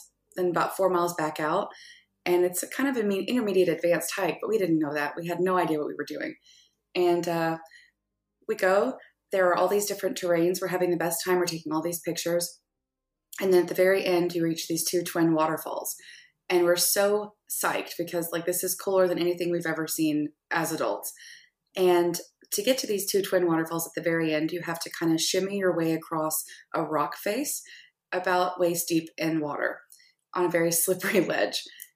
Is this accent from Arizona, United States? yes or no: no; Arkansas, United States; I'm from Arkansas, so I grew up in the natural state where things are always outdoors.